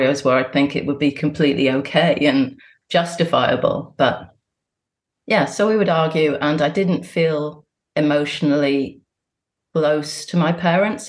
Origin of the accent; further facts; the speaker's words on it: Bristol, South West England, United Kingdom; I was born in Bristol and my parents are both Catholic